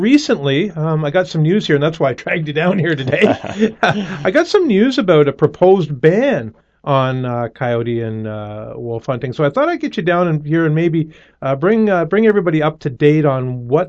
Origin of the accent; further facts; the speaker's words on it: Newcastle, Ontario, Canada; growing up in the Newcastle area